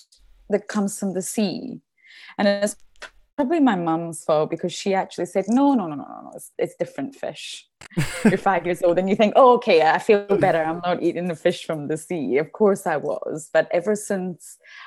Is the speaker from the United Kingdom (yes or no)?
yes; Edinburgh, Scotland, United Kingdom; I'm from Edinburgh, but I mean 20 minutes from my house is the beach